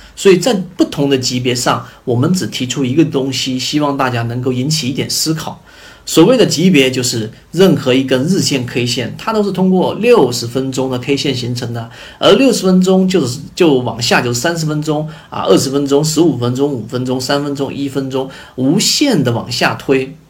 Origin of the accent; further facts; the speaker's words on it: China; 我们中国人